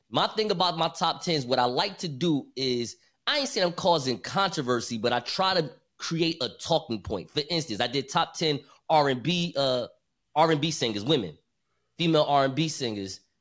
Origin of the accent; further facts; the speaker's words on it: Newark, New Jersey, United States; I'm from Newark.